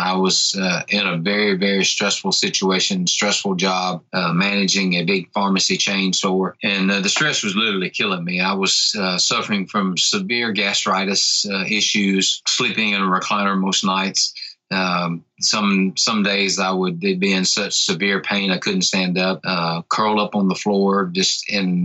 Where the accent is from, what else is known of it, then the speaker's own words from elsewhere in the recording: Tupelo, Mississippi, United States; I am from North Mississippi in the United States of America, in a little town called Tupelo